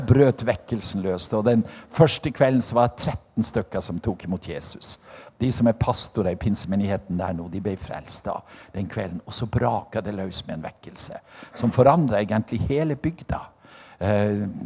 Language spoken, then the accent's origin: Norwegian; Norway; på Selja, der jeg kommer fra